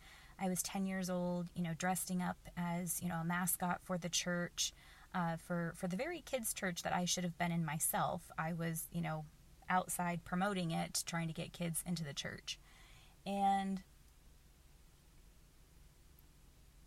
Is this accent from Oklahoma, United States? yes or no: yes; Oklahoma, United States; I grew up in the Bible Belt of the United States. I grew up in Oklahoma.